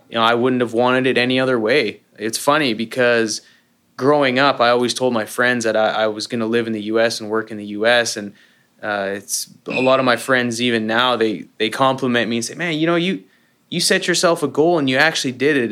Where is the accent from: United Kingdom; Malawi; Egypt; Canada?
Canada; moved away as an adult; also born or lived in Calgary, Alberta; now in United States; I'm a Canadian living the American dream